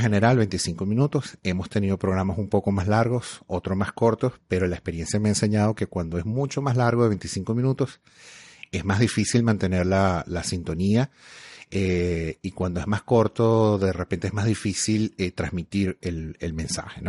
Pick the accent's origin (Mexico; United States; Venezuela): Venezuela; moved away as an adult; now in Canada; yo emigré de Venezuela hace 11 años